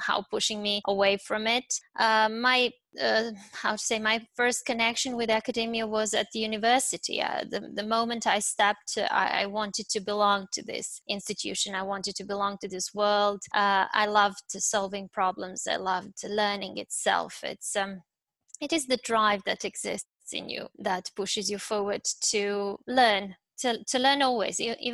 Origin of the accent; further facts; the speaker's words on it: a small village in the north of Serbia, northern Serbia, Serbia; moved away as an adult; also born or lived in Belgrade, Serbia; now in Kuwait; I come from a small village in the north of Serbia